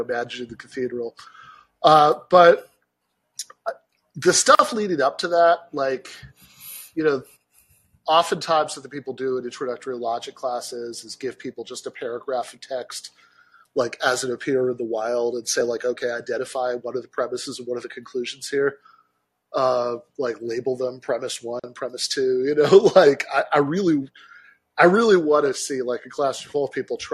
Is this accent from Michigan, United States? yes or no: yes; Michigan, United States; my home state